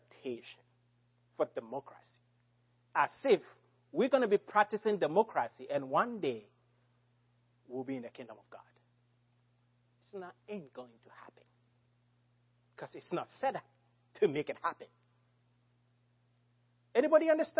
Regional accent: Ghana; as a Ghanaian

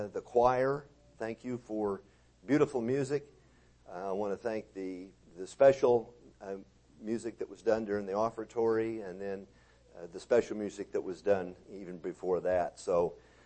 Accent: Texas, United States; I'm from Texas

